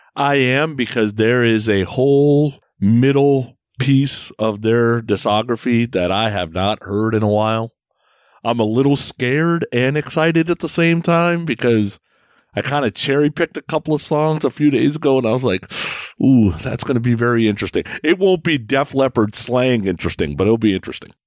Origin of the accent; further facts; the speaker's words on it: Bay Area, California, United States; moved away as an adult; also born or lived in San Francisco; now in Ohio, United States; I live in Ohio now, but I grew up in the Bay Area. So I was in the Bay Area from 1980 to what, 2021